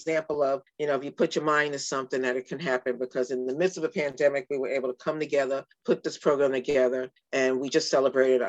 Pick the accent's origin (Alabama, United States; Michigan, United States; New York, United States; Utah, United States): New York, United States; New York City; now in Santa Cruz County, United States; growing up in New York City. We were able to get our, they call them your working papers when you were early teen, which allowed you to do, we did jobs in the housing project that I grew up